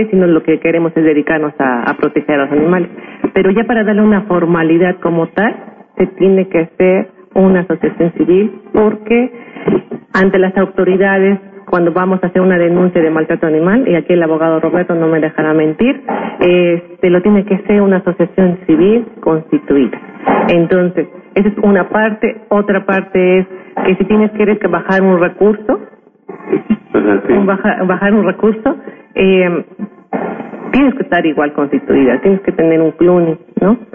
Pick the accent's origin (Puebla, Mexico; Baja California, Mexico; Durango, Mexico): Puebla, Mexico; San Martín Texmelucan; Yo soy originario de San Martín, Texmeluca.